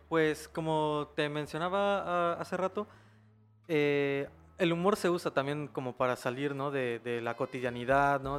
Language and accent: Spanish; Chiapas, Mexico